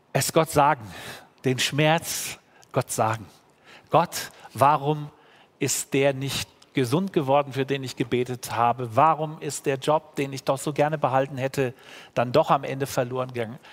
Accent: Germany; als Deutsche

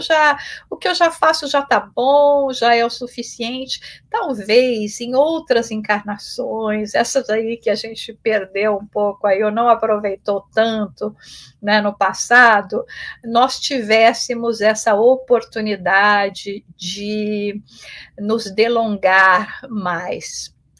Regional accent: Brazil; also born or lived in England; now in United States; eu já saí do Brasil, esse ano está é, fazendo 29 anos que eu, que eu saí do Brasil, e primeiro indo para a Inglaterra, onde eu fiquei três anos, e depois aqui nos Estados Unidos

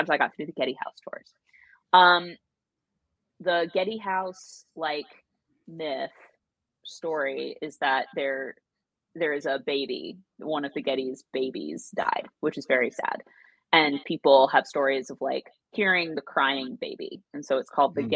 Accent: Williamsburg, Virginia, United States; I grew up in Williamsburg and I briefly worked at Colonial Williamsburg

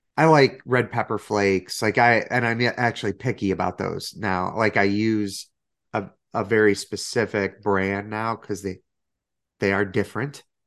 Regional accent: Chicago, Illinois, United States; being a Chicagoan

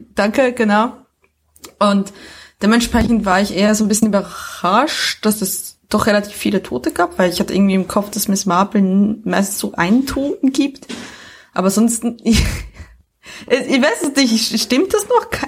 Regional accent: Switzerland; moved away; das Leben als Auslandschweizerin

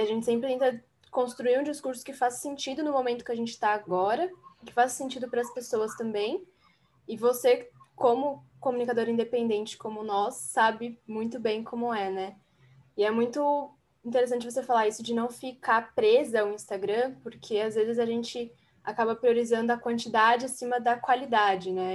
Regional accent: São Paulo, Brazil; also born or lived in Guarulhos; eu sou de São Paulo. Aqui está um pouco nublado também, aqui na cidade que eu, eu moro, que é em Guarulhos

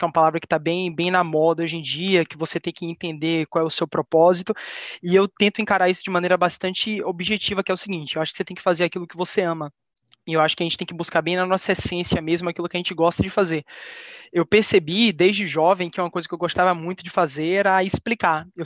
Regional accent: Salvador, Bahia, Brazil; Eu tenho 26 anos, eu sou de Salvador, Bahia

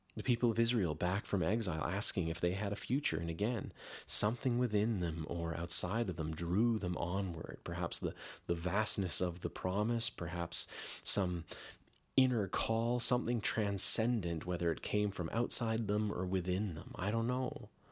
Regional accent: Canada; I'm Canadian

